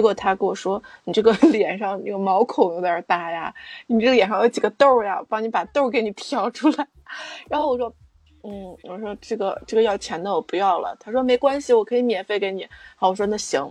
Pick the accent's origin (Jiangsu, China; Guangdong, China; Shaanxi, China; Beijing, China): Shaanxi, China; 就是我们陕西这边特有的